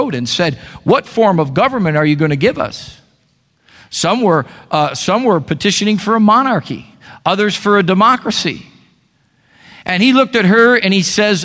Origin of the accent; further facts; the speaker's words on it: United States; I'm an American.